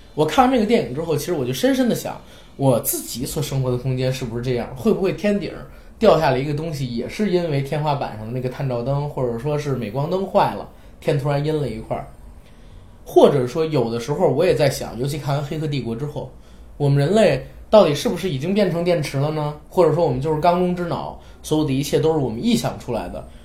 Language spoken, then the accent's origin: Chinese; China; 作为我们中国人